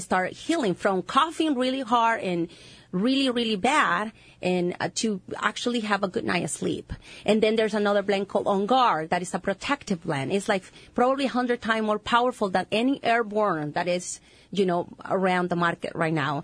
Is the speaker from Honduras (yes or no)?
yes; Honduras; English is a second language; moved away; I'm from Honduras.